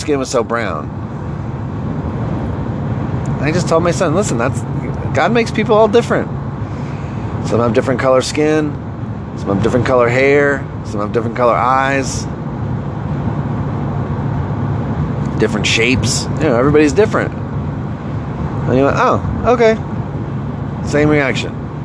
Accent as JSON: {"language": "English", "region": "Northeast", "country": "United States", "tie": "born or raised there", "also_born_or_lived": "the South", "moved": "yes", "said": "I'm from the Northeast"}